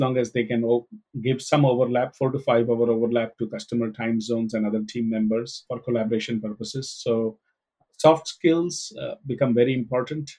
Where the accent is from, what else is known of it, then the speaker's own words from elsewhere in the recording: Mumbai, Maharashtra, India; I was growing up in Mumbai, India